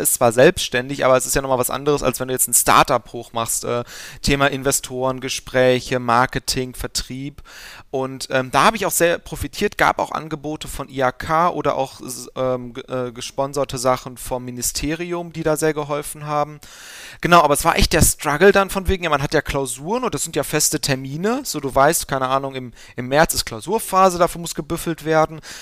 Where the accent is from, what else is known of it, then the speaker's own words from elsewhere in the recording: Aachen, North Rhine-Westphalia, Germany; also born or lived in Gelsenkirchen; gebürtig komme ich aus Aachen